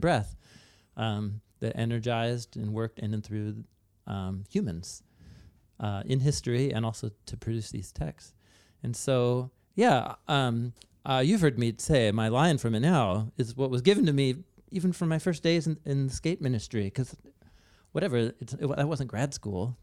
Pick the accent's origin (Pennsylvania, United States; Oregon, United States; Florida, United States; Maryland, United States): Oregon, United States; Portland; I grew up in Portland, Oregon